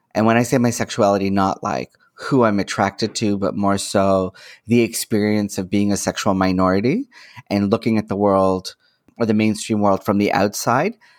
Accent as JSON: {"language": "English", "town": "Toronto", "region": "Ontario", "country": "Canada", "tie": "born or raised there", "said": "I'm born and raised in Toronto"}